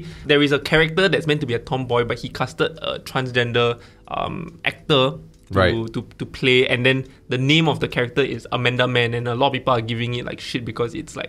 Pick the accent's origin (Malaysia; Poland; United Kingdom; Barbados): Malaysia; also born or lived in Australia; now in Singapore; I'm Malaysian, right? But I said I lived in Singapore.